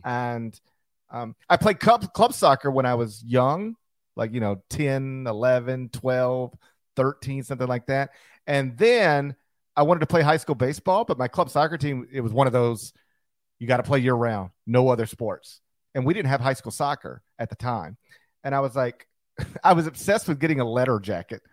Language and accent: English; Horn Lake, Mississippi, United States; born or raised there